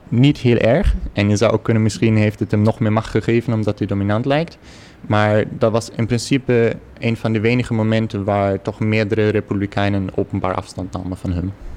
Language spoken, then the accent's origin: Dutch; Germany; Dutch is a second language; moved away as an adult; now in Netherlands; ik uit een heel klein dorpje in, in Duitsland kwam